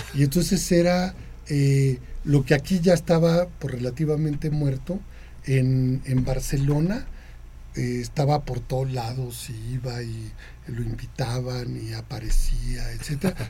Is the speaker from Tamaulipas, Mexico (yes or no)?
no; Chihuahua, Mexico; also born or lived in Sonora / Ciudad Juárez; mi infancia fue en Ciudad Juárez hasta los 11, 12 años, y, el resto fue en Chihuahua, Chihuahua